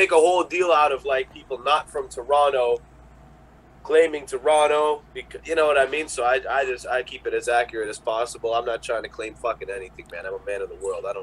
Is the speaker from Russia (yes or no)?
yes; Russia; oh hey, like I'm from Russia and this is what I do.